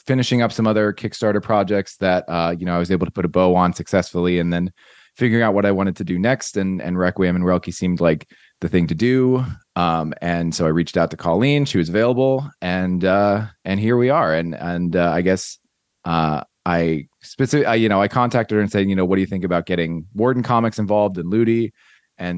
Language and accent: English; Mercer County, New Jersey, United States; moved away as an adult; now in Southern California, United States; I'm from Mercer County.